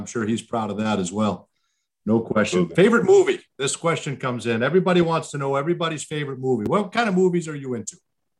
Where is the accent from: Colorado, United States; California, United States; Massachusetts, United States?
Massachusetts, United States; Boston; I grew up in Boston.